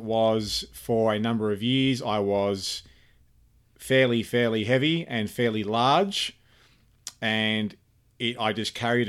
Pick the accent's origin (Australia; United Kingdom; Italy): Australia; Cairns, Queensland; also born or lived in Sydney / Canberra / Melbourne; Well, I was born in Sydney, Australia. I grew up in numerous places in Australia. Sydney, Canberra, Melbourne, and primarily I spent most of my life growing up in Cairns